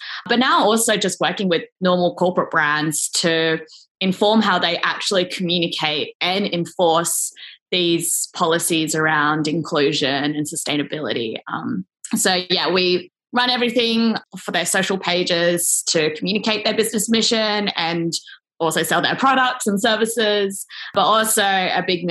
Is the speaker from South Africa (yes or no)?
no; Sydney, New South Wales, Australia; moved away as an adult; I am back in Sydney, Australia, like my hometown, actually back at my parents' place right now